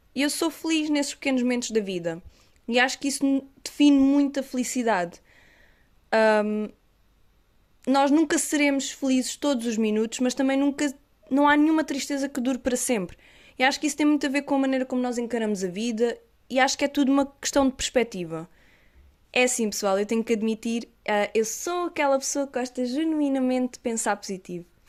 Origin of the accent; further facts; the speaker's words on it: Algarve, Portugal; sou do Algarve. Se notarem assim algum sotaque, pessoal, é normal, pois as pessoas dizem que tenho imenso